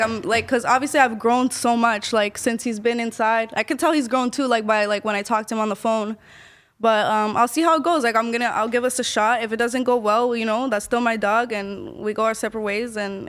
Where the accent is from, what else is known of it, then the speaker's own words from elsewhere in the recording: Ecuador; I'm from Ecuador.